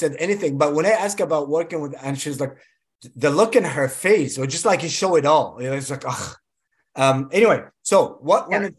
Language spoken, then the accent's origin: English; Egypt; also born or lived in Kuwait; I was born in Kuwait, but I'm Egyptian.